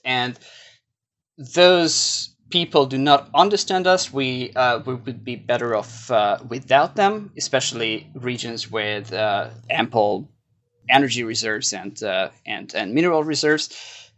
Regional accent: Hungary; now in New York, United States; my home country

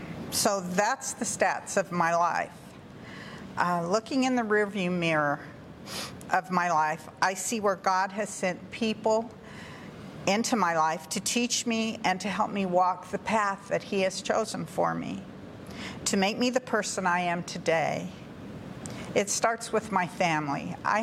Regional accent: Montrose, Colorado, United States; also born or lived in San Jose, California / Blanding, Utah / Cortez, Colorado; We moved to Colorado when I was like 6 weeks old. We have lived in Blanding, Utah, Cortez, Colorado, and we moved back to Montrose, where my parents are from, when I was in the fourth grade.

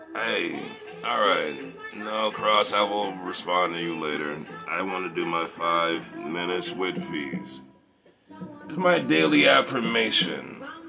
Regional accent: Charleston, South Carolina, United States; I was born in Charleston

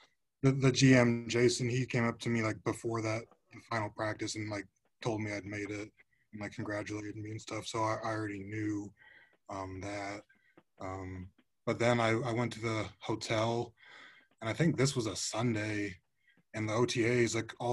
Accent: Fort Wayne, Indiana, United States; I'm from Fort Wayne, Indiana. So I went to Snyder.

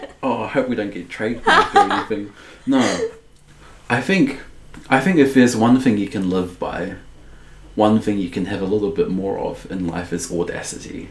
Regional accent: Dunedin, Otago, New Zealand; also born or lived in Balclutha, New Zealand; being in Dunedin, growing up in Dunedin

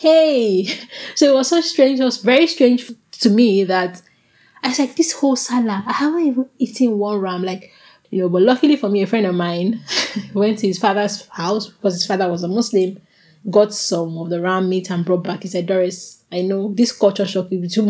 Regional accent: Abuja, Federal Capital Territory, Nigeria; moved away; growing up where I grew up in Abuja

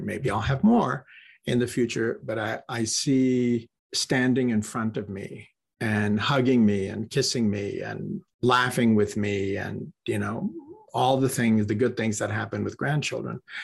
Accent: Corpus Christi, Texas, United States; moved away as an adult; also born or lived in California; I was raised in Corpus Christi

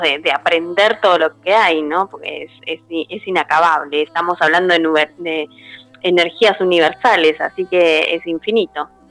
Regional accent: Buenos Aires, Argentina; moved away as an adult; now in Bragado, Argentina; soy de Buenos Aires, pero estoy viviendo en Bragado, que está a 200 kilómetros.

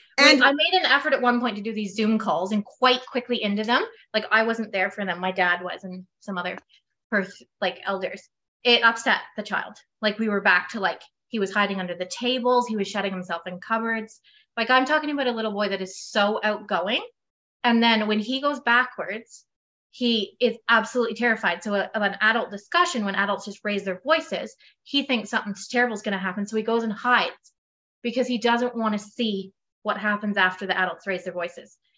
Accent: Perth, Ontario, Canada; I am from Perth, Ontario, Canada.

